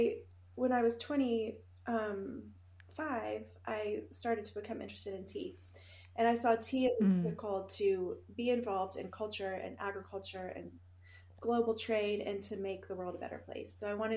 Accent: Houston, Texas, United States; also born or lived in Finland; I think we should start when I was little, growing up in Finland in the summer house that my grandfather built. And we lived in Houston, Texas during the year, and so we would go every summer to Finland.

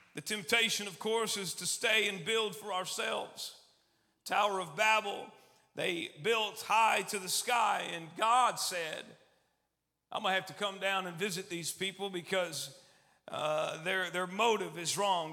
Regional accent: Austin, Texas, United States; also born or lived in Albany, New York; I'm from Texas, as you can probably tell. Was born up north in New York, actually in Albany, New York, but six months old or so, and I was uh, moved to Austin, Texas, and was raised there

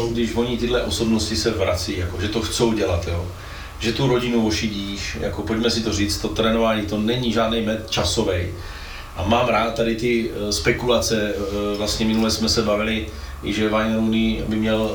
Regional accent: Brno, South Moravian Region, Czechia; my v Brně

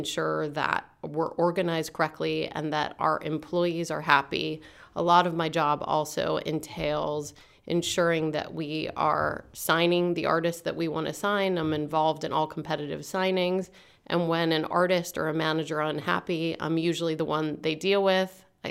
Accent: Altoona, Pennsylvania, United States; also born or lived in Pittsburgh; I am from the booming metropolis of Altoona, Pennsylvania. I was originally born in Pittsburgh, but my dad died when I was 3 years old

